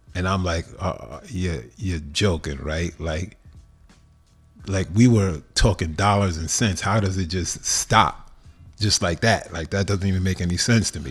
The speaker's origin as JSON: {"language": "English", "region": "New York", "country": "United States", "tie": "born or raised there", "moved": "as an adult", "lives_now": "Los Angeles, United States", "said": "I'm always a New Yorker a thousand percent, even though I've lived in L A fifteen years now. But growing up in New York"}